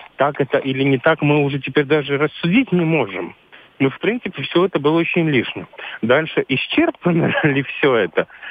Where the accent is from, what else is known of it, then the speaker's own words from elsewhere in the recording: Latvia; Я сам латыш